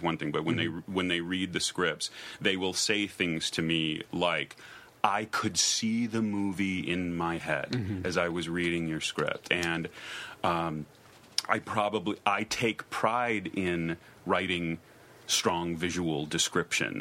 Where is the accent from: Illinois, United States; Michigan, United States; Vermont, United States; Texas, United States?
Illinois, United States; Chicago; also born or lived in Los Angeles; now in Provincetown, United States; I grew up in Chicago and then I lived